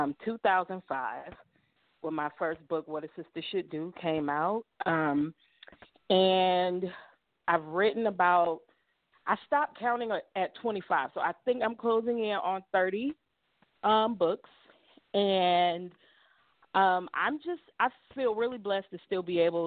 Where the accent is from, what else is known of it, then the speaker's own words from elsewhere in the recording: Cleveland, Ohio, United States; moved away; I'm from Cleveland.